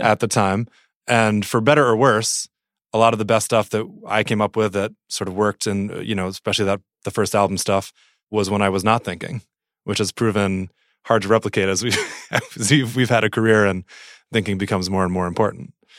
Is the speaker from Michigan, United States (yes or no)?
no; New Jersey, United States; I grew up in New Jersey, which is, I think, fairly formative for me and still sort of definitional.